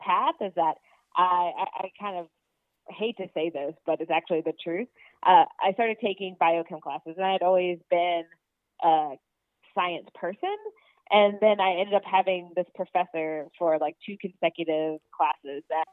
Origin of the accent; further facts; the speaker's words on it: Norfolk, Virginia, United States; I'm from Norfolk, Virginia